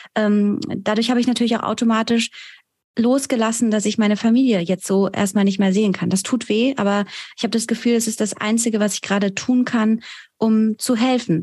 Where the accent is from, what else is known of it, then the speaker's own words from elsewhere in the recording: Germany; also born or lived in Iran; mich als Deutsche und Iranerin mit diesen beiden kulturellen Hintergründen